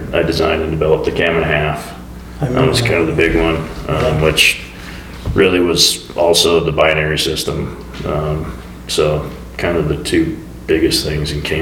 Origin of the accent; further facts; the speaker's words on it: Boise, Idaho, United States; I was born in Boise, went up to University of Idaho for college, came back, went to work for an engineering firm in Boise